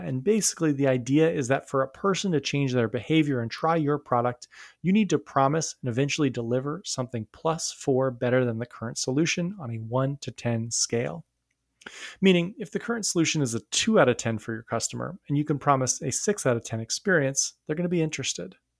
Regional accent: New York, United States; I grew up near New York City and I lived there for a long time

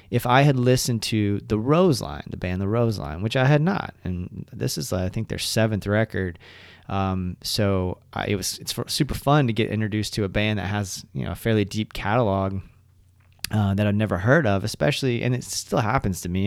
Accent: Elizabethtown, Kentucky, United States; I was born in Elizabethtown, Kentucky

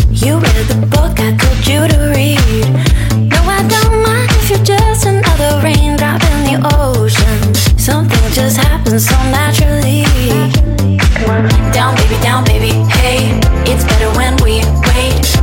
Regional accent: Ramacca, Sicily, Italy; Di Ramacca.

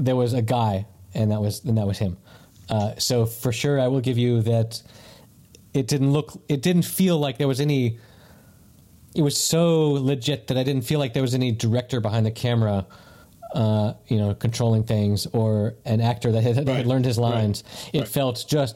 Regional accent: the South, United States; growing up in the South

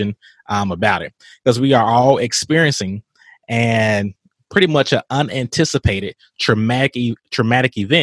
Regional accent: Mississippi, United States; from my home state

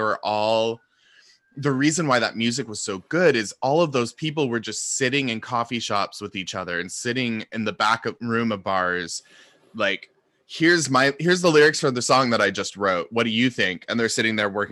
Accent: Seattle, Washington, United States; also born or lived in London; I'm from Seattle.

